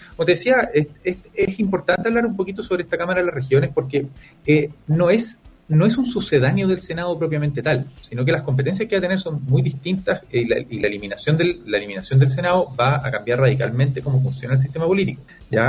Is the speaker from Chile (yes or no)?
yes; Chile; como chilenos